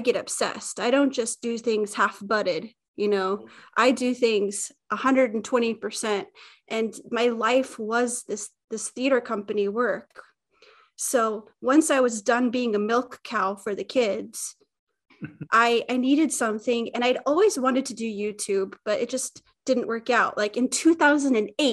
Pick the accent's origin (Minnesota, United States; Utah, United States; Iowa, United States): Utah, United States; now in Gotland, Sweden; I'm from Utah originally, and I live in Sweden, and a little island called Gotland.